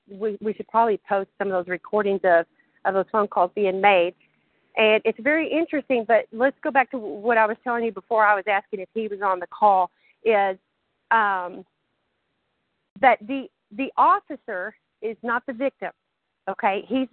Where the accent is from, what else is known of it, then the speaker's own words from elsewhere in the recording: the South, United States; accent: Southern; So sometimes my southern accent is stronger.